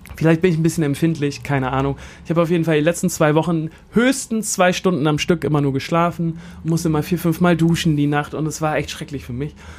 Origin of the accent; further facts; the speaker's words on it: Hamburg, Germany; nur weil ich dieses Mindset habe, dass man das als Hamburger gerade mal nochmal aushalten muss